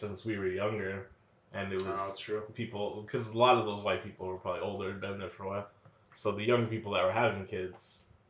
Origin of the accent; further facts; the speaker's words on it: the Bay Area, California, United States; moved away; where people we grew up with. In the Bay, bruh.